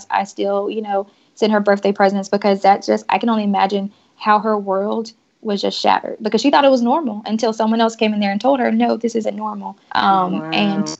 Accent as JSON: {"language": "English", "region": "the South", "country": "United States", "said": "Like I said, I'm from the South, so I'm overly friendly by default."}